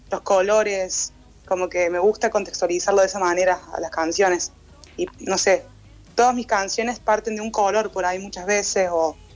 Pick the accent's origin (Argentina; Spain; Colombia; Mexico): Argentina; Córdoba; porque aquí en Córdoba no suelo, o sea, no, soy tan cordobesa